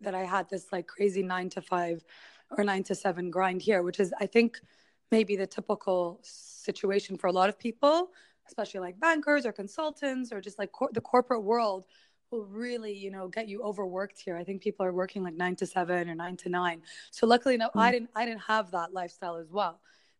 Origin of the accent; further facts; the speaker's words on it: United States; born there; I don't speak Arabic properly, but it's also, because I was born in the States.